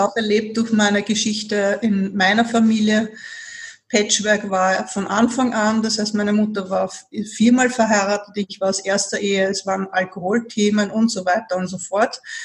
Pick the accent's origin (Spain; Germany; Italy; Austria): Austria; Vienna; also born or lived in Burgenland; für mich als Wienerin